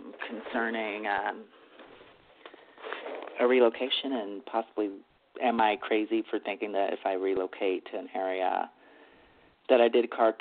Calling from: Texas, United States; I'm in Texas.

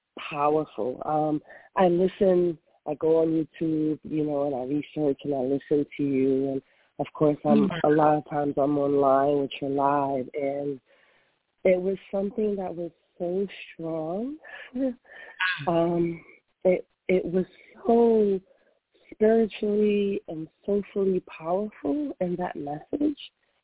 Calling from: North Carolina, United States; I'm calling from North Carolina.

